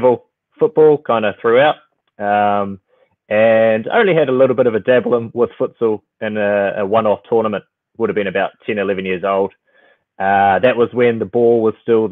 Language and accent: English; Auckland, New Zealand; also born or lived in Philippines; I was born in the Philippines and moved to New Zealand pretty quickly. So I've been in Auckland my whole life